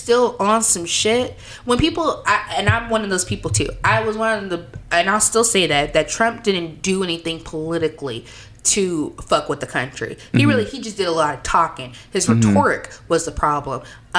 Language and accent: English; United States; I'm an American